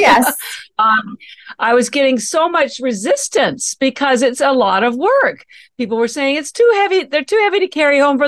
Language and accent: English; Canada; moved away as an adult; now in Boston, United States; First of all, I'm Canadian. And I mentioned that because all my education, I have an MBA and all my education and family are still in Canada